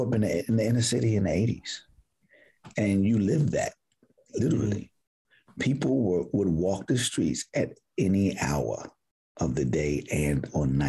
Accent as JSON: {"language": "English", "town": "Baltimore", "region": "Maryland", "country": "United States", "tie": "born or raised there", "said": "So I'm from Baltimore, West Baltimore to be specific"}